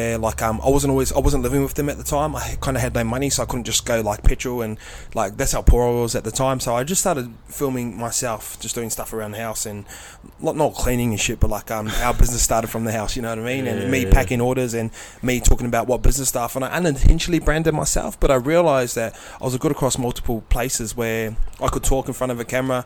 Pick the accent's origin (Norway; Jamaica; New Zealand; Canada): New Zealand; Tokoroa, Waikato; moved away; I grew up in Tukurua